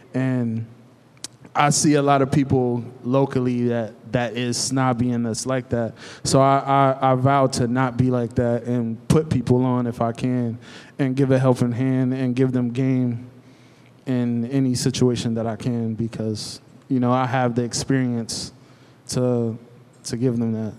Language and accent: English; Cleveland, Ohio, United States; now in Lancaster, United States; I'm originally from Cleveland